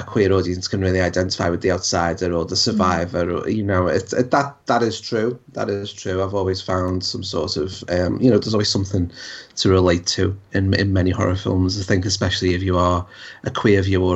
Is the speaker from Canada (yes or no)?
no; United Kingdom; accent: regional; we're British, we're not from London, we're sort of regional voices